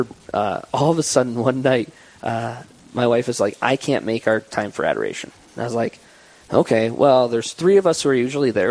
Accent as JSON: {"language": "English", "town": "Hill City", "country": "United States", "tie": "born or raised there", "also_born_or_lived": "North Dakota", "said": "I was raised in Hill City"}